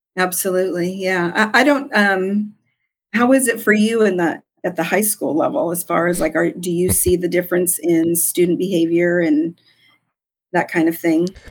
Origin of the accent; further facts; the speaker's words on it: Southern California, United States; I'm originally from Southern California.